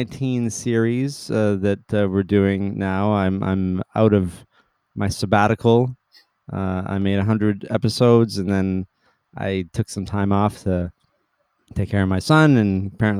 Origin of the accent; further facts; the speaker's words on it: Canada; We're Canadian